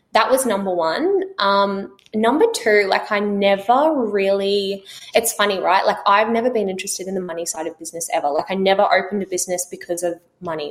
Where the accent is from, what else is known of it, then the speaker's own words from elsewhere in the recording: Australia; also born or lived in New Zealand; we grew up in New Zealand. Um, when I was 10, we moved to Australia to a really small country town where we um, mum and dad bought a dairy farm, so we grew up on 400 acres close to the beach.